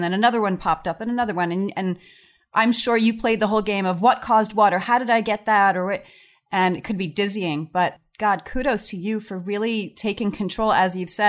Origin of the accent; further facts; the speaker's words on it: Long Island, New York, United States; now in Los Angeles, United States; I'm from Long Island